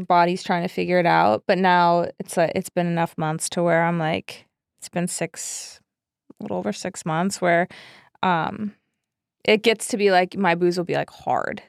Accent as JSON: {"language": "English", "town": "Chicago", "region": "Illinois", "country": "United States", "tie": "born or raised there", "moved": "yes", "lives_now": "Los Angeles, United States", "said": "I grew up in Chicago"}